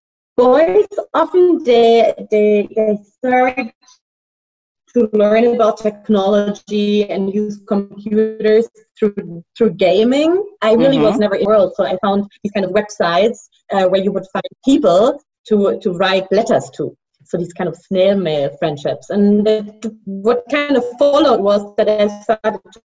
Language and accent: English; Hesse, Germany; now in Beijing, China; I'm originally from Frankfurt, from a little village close to that big city. And I grew up there with two sisters.